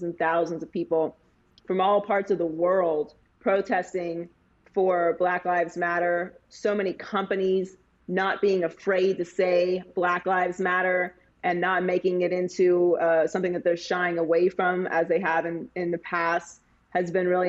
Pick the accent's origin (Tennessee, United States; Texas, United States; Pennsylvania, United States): Pennsylvania, United States; Pittsburgh; I too am a bar hopper because I'm from Pittsburgh, Pennsylvania